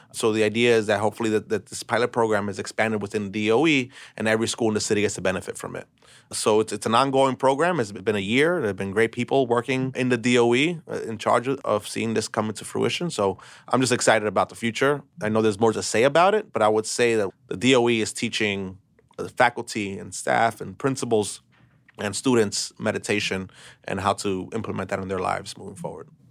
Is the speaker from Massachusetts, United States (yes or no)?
no; New York City, New York, United States; I was born and raised in Brooklyn.